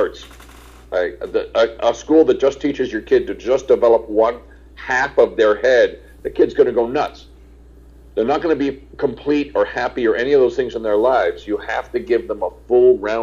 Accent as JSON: {"language": "English", "region": "New York", "country": "United States", "tie": "born or raised there", "also_born_or_lived": "Englewood, New Jersey", "said": "I grew up in New York and then right across from it, Englewood, New Jersey"}